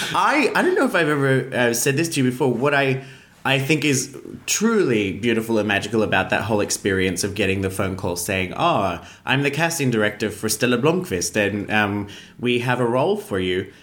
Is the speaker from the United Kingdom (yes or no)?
no; Australia; I'm an Australian